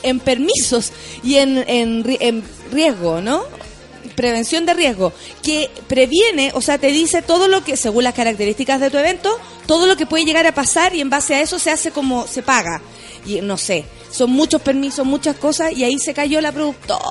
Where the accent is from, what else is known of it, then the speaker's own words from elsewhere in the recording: Chile; Contenta de estar aquí en Chile, en mi país.